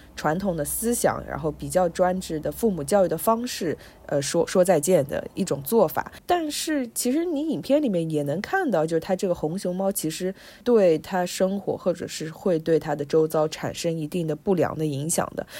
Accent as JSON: {"language": "Chinese", "country": "China", "moved": "as an adult", "said": "我是从中国来的"}